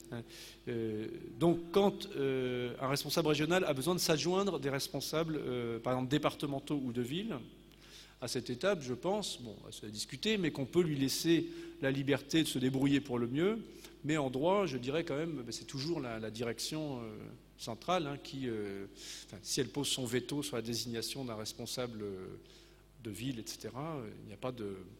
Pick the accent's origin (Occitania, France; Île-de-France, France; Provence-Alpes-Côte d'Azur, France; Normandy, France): Normandy, France; chez nous en Normandie